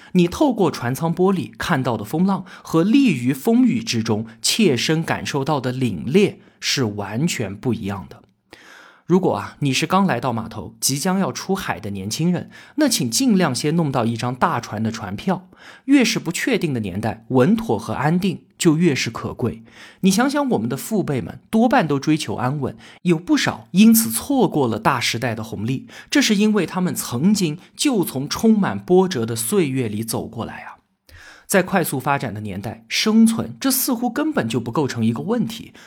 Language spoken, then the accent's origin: Chinese; China; 我们中国人